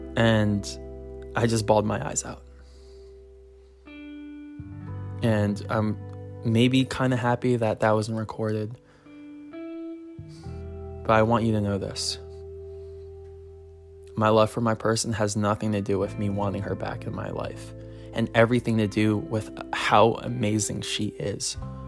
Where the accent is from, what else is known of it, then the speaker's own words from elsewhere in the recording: Philippines; I was from the Philippines, and I got her a bracelet.